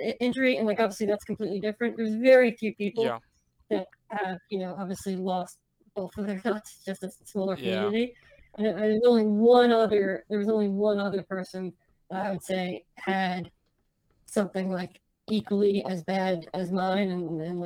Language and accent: English; United States; accent: American; I grew up here, so like I'm American. Like my family over living, like they have Lebanese accents, but like I have an American accent